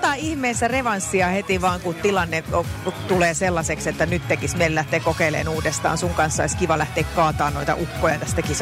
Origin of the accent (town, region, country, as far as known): Tampere, Pirkanmaa, Finland